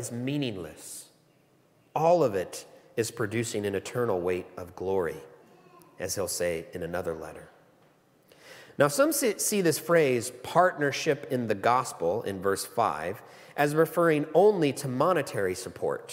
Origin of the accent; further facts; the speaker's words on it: United States; moved away as an adult; now in Australia; I'm an American. Not from these parts